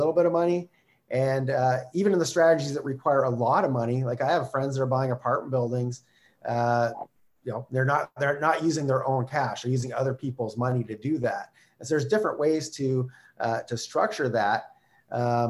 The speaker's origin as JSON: {"language": "English", "town": "Calgary", "region": "Alberta", "country": "Canada", "said": "I'm from Calgary"}